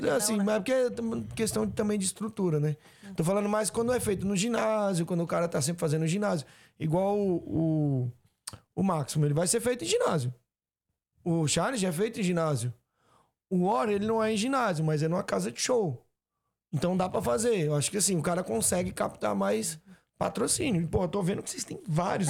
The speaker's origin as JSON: {"language": "Portuguese", "region": "Ceará", "country": "Brazil", "said": "eu sou do Ceará"}